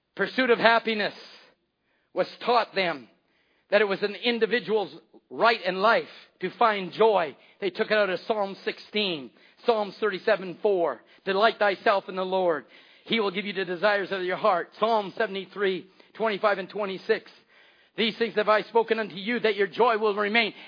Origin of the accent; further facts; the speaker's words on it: Canada; I live in Canada.